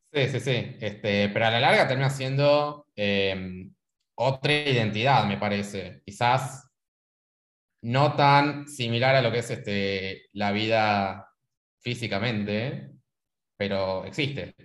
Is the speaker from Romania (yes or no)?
no; San Miguel de Tucumán, Tucumán, Argentina; moved away as an adult; now in Buenos Aires, Argentina; Yo en caso soy de Argentina, eh, de Tucumán. Este, nacido en Tucumán, qué sé yo, estoy viviendo en Buenos Aires hace 10 años